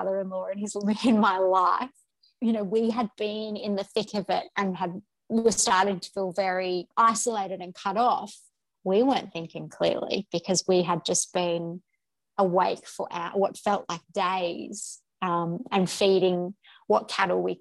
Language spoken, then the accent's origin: English; Brisbane, Queensland, Australia; moved away as an adult; I was born and bred in Brisbane, in inner city Brisbane